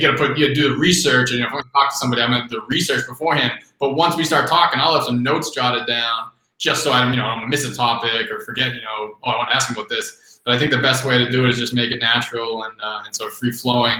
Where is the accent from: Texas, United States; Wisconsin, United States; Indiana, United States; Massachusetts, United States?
Massachusetts, United States; Boston; I grew up in Boston